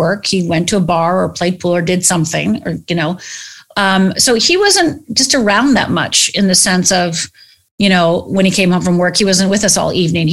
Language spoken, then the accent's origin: English; United States; I'm from Upper Michigan, Upper Minnesota. I'm from the Finnish background. I'm actually 100% Finnish